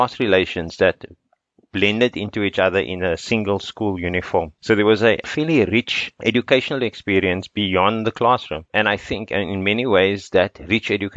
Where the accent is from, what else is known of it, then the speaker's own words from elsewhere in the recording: Cape Town, Western Cape, South Africa; moved away as an adult; also born or lived in United States; I was born in a house in Belgravia Estate, which is in Cape Flats